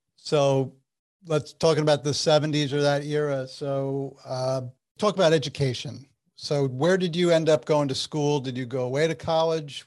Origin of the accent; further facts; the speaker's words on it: Essex County, New Jersey, United States; I grew up in Essex County, New oh. Jersey